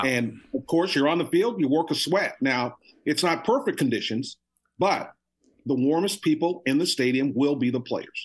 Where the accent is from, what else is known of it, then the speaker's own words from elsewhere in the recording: Texas, United States; growing up in Texas